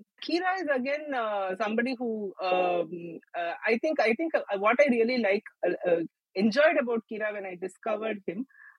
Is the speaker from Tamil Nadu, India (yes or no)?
yes; Chennai, Tamil Nadu, India; I was born in Madras. It was not called Chennai then.